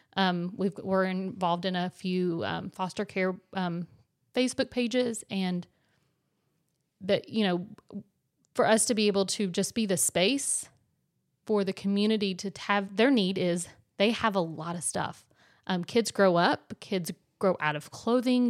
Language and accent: English; West Virginia, United States; moved away; we're from West Virginia, so, um, our families have to come and visit us most of the time